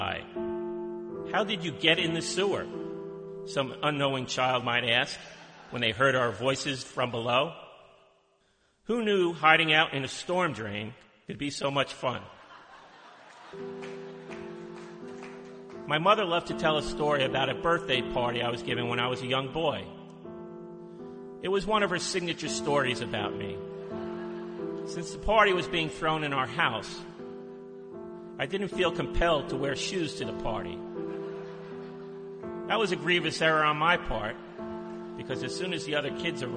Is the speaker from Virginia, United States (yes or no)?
no; Howell, New Jersey, United States; growing up in Howell